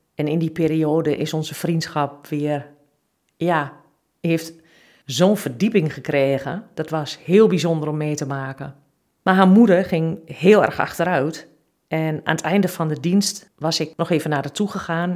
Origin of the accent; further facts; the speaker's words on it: Twente, Overijssel, Netherlands; ik kom uit Twente